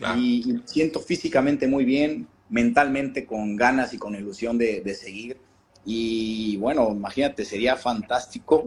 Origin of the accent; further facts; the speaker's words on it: Mexico; como mexicano